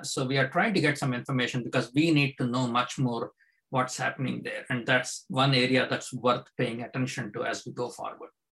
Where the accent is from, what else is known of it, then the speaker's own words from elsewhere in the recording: India; now in United States; I grew up in India